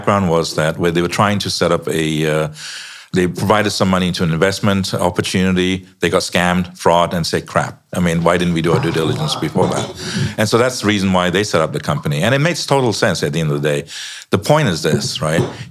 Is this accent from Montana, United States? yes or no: no; Chicago, Illinois, United States; I'm from the US, by the way. I'm from Chicago.